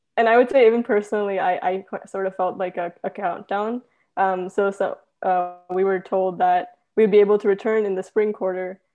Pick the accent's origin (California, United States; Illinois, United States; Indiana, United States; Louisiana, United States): California, United States; Cerritos; I'm actually from Cerritos, California